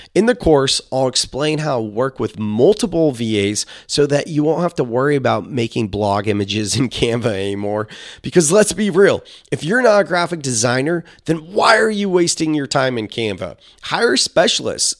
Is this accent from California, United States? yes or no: yes; Silicon Valley, California, United States; I'm a millennial from Silicon Valley